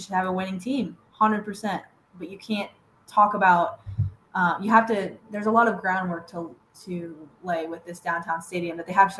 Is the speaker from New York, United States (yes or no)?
no; Iowa, United States; now in Kansas City, United States; I'm from Iowa.